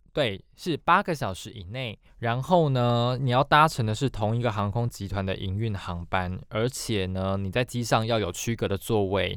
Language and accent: Chinese; Taiwan; 我们台湾人